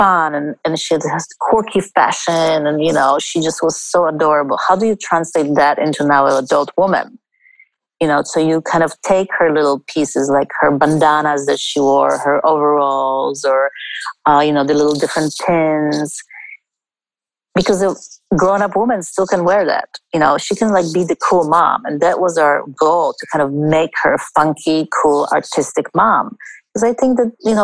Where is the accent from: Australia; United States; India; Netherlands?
India; I was born in India